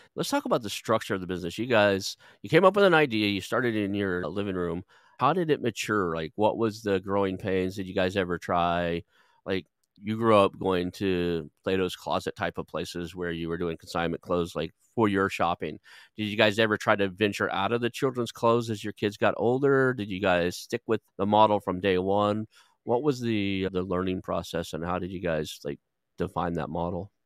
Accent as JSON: {"language": "English", "region": "Oklahoma", "country": "United States", "also_born_or_lived": "California", "moved": "as an adult", "said": "I moved back to Oklahoma from California"}